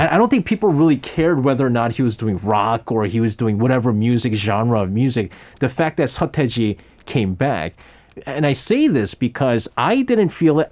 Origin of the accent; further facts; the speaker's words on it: New York, United States; moved away; I grew up in New York as a kid.